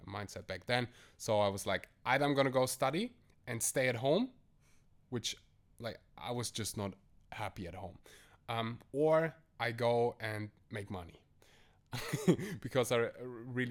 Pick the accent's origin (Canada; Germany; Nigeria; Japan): Germany; I am born and raised in Germany. My family came all the way from Uzbekistan to Germany